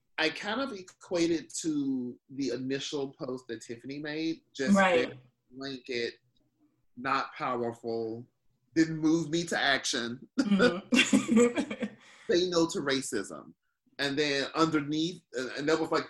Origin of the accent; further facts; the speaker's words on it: Tennessee, United States; moved away; also born or lived in the North; growing up in Tennessee.